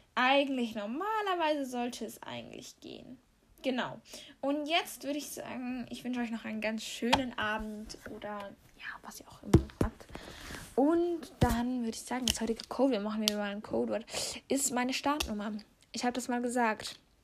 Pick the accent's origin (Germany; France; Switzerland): Switzerland; wir kommen hier aus der Schweiz